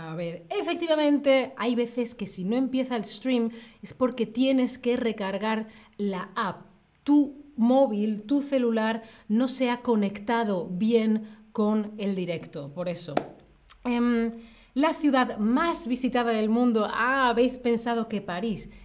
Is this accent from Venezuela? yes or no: no; Seville, Andalusia, Spain; soy de España, de Sevilla, en el sur de España.